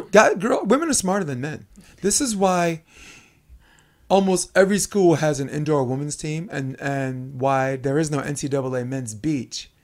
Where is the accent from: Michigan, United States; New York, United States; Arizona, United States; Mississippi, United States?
New York, United States; New York City; also born or lived in Harlem; I grew up in Brooklyn, New York